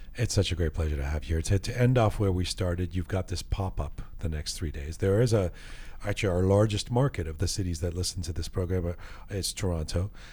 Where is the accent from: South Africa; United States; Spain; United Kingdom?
United Kingdom; England; moved away; I grew up in England